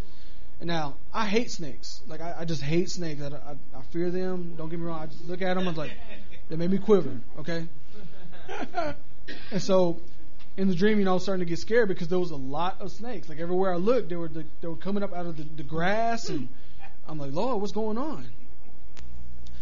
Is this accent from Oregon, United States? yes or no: no; Levelland, Texas, United States; moved away; back in my hometown where I'm from.